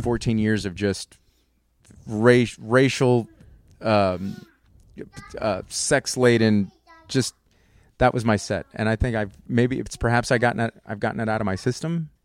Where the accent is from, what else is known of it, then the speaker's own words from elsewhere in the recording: Converse, Texas, United States; I grew up in Converse